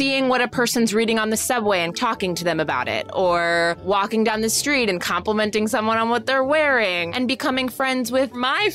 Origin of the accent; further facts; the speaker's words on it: New York City, New York, United States; There was this movie theater really close to where I grew up on the Upper West Side.